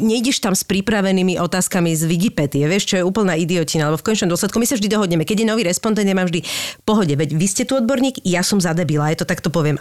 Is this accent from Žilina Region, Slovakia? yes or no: no; Bratislava, Bratislava Region, Slovakia; ja som z Lamača